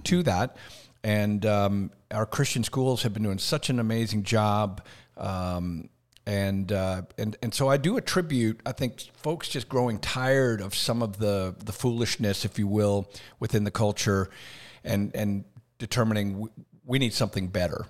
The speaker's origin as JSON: {"language": "English", "country": "Canada", "tie": "born or raised there", "also_born_or_lived": "Decatur, Alabama / Birmingham, Alabama", "moved": "as an adult", "lives_now": "United States", "said": "born and raised in Canada"}